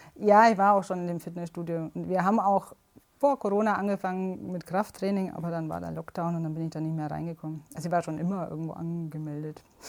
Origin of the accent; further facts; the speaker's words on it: Southern Germany, Germany; Ich komme aus Süddeutschland